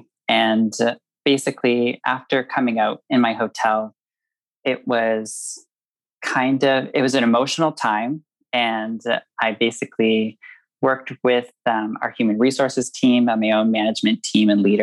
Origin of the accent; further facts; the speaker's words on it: Prince Edward Island, Canada; also born or lived in Banff, Alberta; now in Vancouver, Canada; I grew up on the East Coast of Canada in Prince Edward Island, really small province